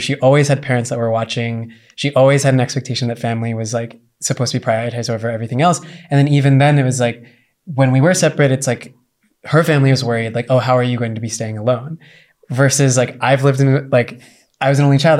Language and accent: English; United States